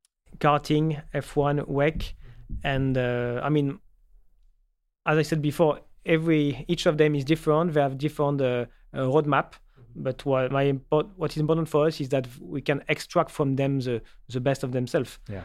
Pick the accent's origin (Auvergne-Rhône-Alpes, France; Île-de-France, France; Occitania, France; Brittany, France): Île-de-France, France; Paris; moved away as an adult; also born or lived in Toulouse; born and raised in Paris